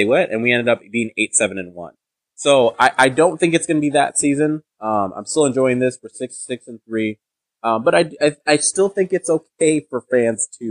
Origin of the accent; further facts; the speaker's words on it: Nigeria; I'm Nigerian